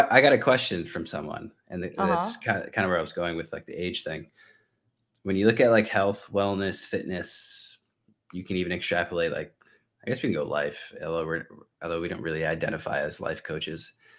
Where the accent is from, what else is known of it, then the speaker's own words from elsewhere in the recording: Northeast, United States; I'm from the Northeast, so it's like 18 degrees, a wind chill.